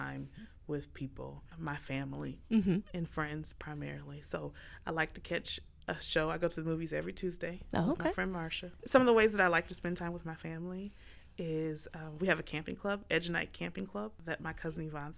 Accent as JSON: {"language": "English", "town": "Muncie", "region": "Indiana", "country": "United States", "said": "I'm not only a Munsonian, I'm a Hoosier."}